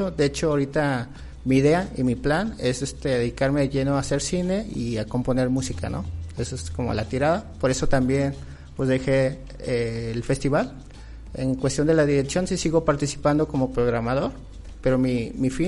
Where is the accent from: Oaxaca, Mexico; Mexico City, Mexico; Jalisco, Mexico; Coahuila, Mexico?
Jalisco, Mexico; Guadalajara; yo vengo de Guadalajara